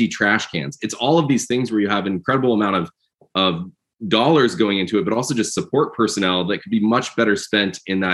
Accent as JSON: {"language": "English", "region": "Midwest", "country": "United States", "tie": "born or raised there", "also_born_or_lived": "Georgia", "moved": "as an adult", "said": "I grew up out in the Midwest doing computer engineering, electronics, did my PhD at Georgia Tech"}